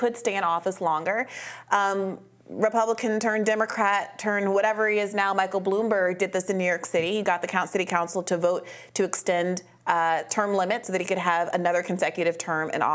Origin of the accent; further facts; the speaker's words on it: Kenya; moved away; I grew up in Kenya